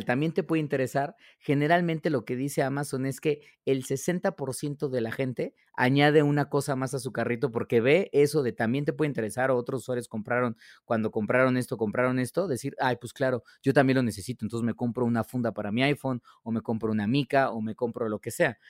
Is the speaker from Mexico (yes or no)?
yes; Mexico; nosotros como consumidores mexicanos